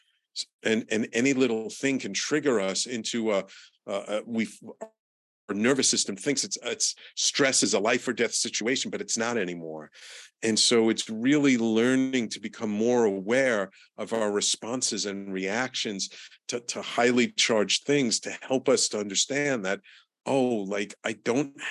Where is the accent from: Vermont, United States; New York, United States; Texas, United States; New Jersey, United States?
New York, United States; New York City; growing up in the Bronx in the 60s and 70s and 80s